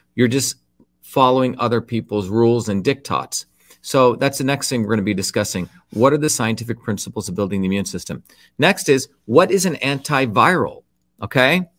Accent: India; traditional cultures, like what I grew up in India

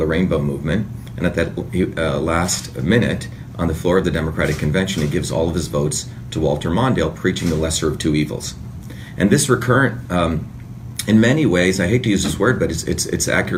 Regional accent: India; moved away; I was politicized as a five-year-old kid growing up in India.

